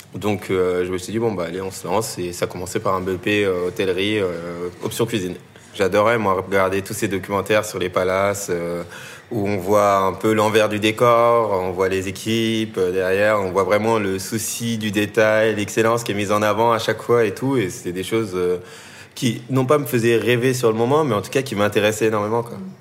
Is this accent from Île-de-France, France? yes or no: yes; Tournan-en-Brie, Île-de-France, France; j'ai grandi euh, dans le 77, en Seine-et-Marne, dans, une petite ville qui s'appelle euh, Tournant-en-Brie